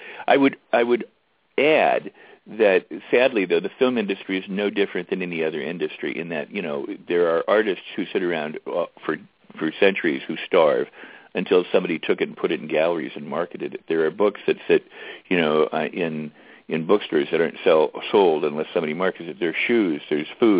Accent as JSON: {"language": "English", "town": "Los Angeles", "region": "California", "country": "United States", "tie": "born or raised there", "said": "growing up in Westwood"}